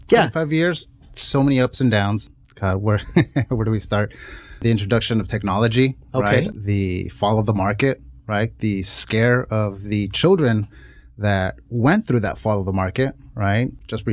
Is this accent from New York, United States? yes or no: no; Santa Ana, California, United States; born or raised there